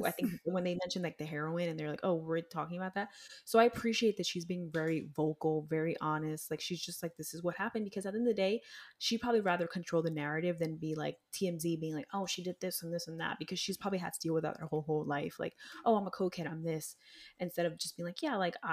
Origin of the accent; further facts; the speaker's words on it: United States; We grew up in America